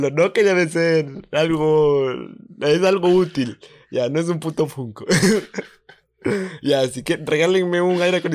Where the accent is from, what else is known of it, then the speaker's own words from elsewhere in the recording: Quito, Pichincha, Ecuador; yo quiero venir a vivir acá a Guayaquil, entonces, siendo quiteño, o sea, habiendo vivido toda mi vida en Quito